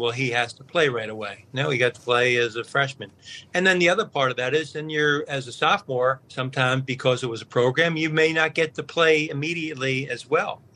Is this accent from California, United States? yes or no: no; Philadelphia, Pennsylvania, United States; growing up in West Philadelphia